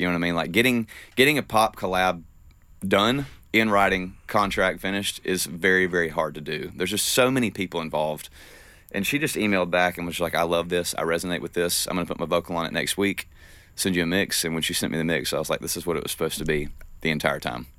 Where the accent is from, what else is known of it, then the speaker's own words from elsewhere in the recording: the South, United States; growing up in the South